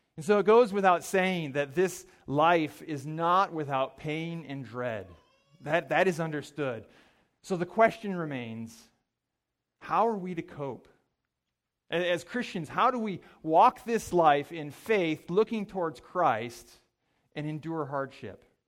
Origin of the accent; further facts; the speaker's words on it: Mankato, Minnesota, United States; I grew up in Mankato, Minnesota